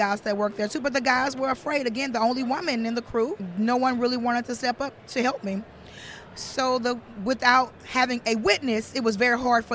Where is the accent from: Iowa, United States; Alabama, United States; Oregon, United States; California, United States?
Alabama, United States; Mobile; I'm from Mobile, Alabama